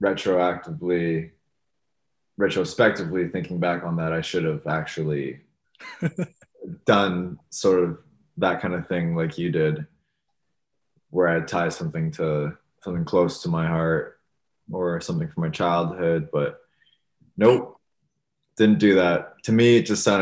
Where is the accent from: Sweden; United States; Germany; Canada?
Canada; Thornhill, Ontario; born or raised there; also born or lived in Toronto, Canada